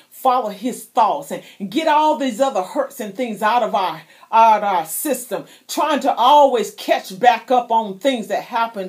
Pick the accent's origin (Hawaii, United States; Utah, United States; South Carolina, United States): South Carolina, United States; moved away; also born or lived in Florida; I was born in South Carolina. I spent many years in Florida.